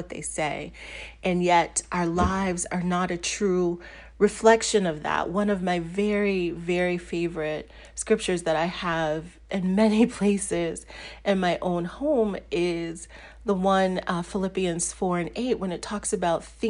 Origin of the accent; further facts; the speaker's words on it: Washington, District of Columbia, United States; moved away as an adult; also born or lived in Mississippi / Virginia; now in New Jersey, United States; I grew up in D.C. That is where I had my formative years in the DMV area, as it's called now.